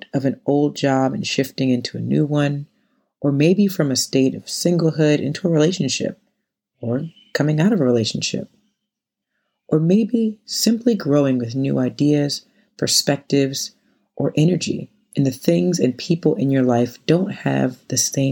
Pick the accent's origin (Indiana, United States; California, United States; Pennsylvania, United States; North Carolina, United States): North Carolina, United States; now in New York City, United States; Growing up in North Carolina